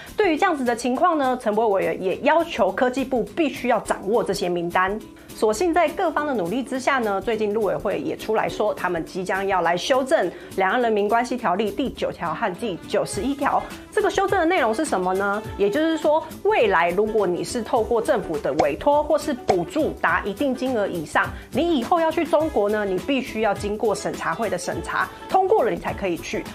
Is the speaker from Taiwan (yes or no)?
yes; Taiwan; 我是台湾